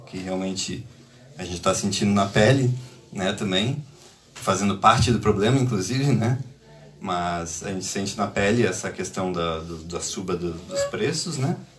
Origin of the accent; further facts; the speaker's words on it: Brazil; moved away as an adult; now in Lisbon, Portugal; Eu, eu sou do Brasil